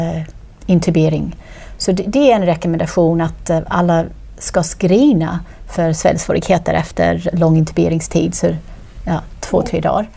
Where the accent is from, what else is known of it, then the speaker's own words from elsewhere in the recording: Australia; Swedish is a second language; moved away as an adult; also born or lived in Queensland; now in Sweden; Ja, så jag är född och uppväxt i Australien